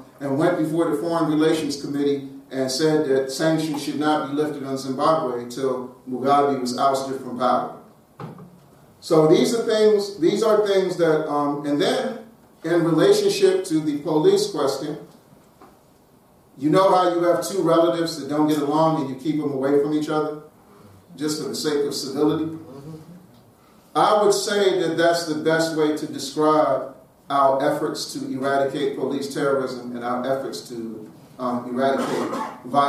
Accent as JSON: {"language": "English", "town": "Washington", "region": "District of Columbia", "country": "United States", "tie": "born or raised there", "said": "I live in the Washington, D.C. area. I grew up on Howard University's campus"}